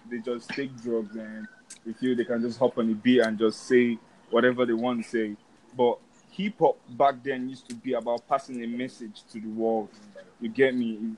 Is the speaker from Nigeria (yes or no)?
yes; Nigeria; I make hip hop. I'm from Nigeria, and my sound is really what everyone in the world should be able to bump to.